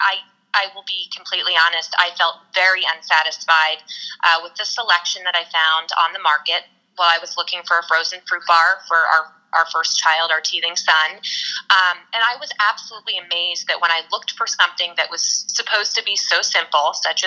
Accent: New Jersey, United States; moved away as an adult; also born or lived in Delaware, Ohio / New York City; now in California, United States; I actually grew up in a rural town in New Jersey

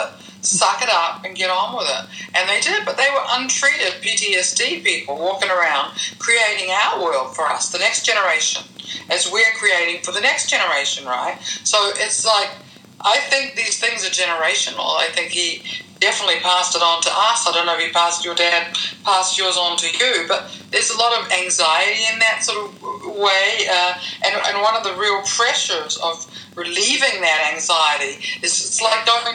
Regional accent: New Zealand; moved away; growing up in New Zealand in that British colonial world

